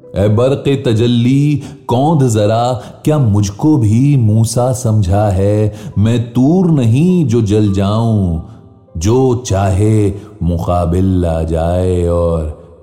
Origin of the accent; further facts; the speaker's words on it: Lucknow, Uttar Pradesh, India; मैं तो लखनऊ से हूं